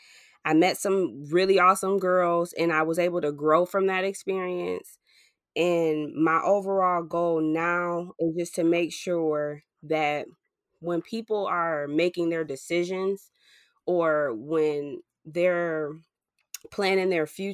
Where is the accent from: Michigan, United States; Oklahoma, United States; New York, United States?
Michigan, United States; Ypsilanti; I grew up in Ypsilanti.